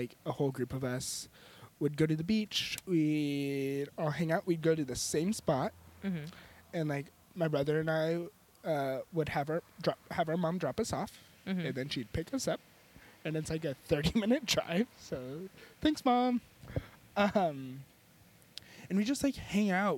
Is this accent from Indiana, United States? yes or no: no; Atascadero, California, United States; I grew up a couple hours south of Santa Cruz in a town called Atascadero